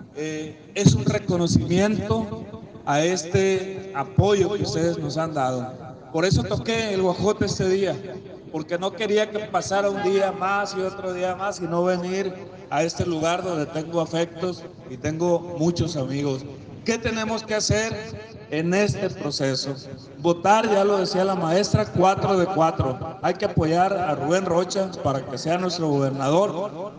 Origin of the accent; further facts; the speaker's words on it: Concordia, Sinaloa, Mexico; soy de la Cieneguilla, ya les dije. Ahí tengo enterrado el ombligo